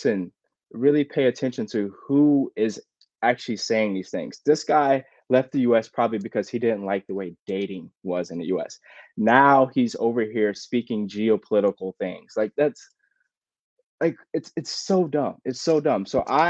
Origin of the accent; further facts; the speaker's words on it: United States; as an American